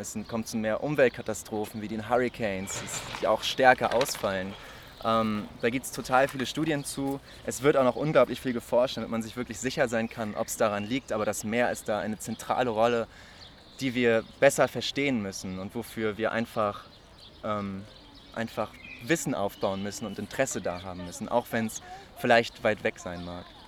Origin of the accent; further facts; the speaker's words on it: Lübeck, Schleswig-Holstein, Germany; moved away as an adult; now in Marburg, Germany; ich komme ursprünglich aus Lübeck und wohne jetzt seit Oktober hier in Marburg